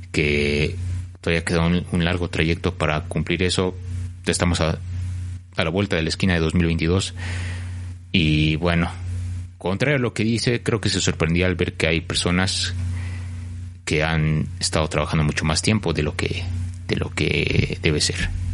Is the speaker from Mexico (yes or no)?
yes; Mexico; also born or lived in Mexico City